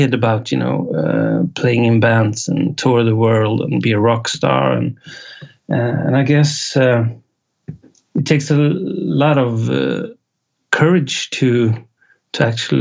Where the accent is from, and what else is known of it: Sweden; first language Swedish; English is a second language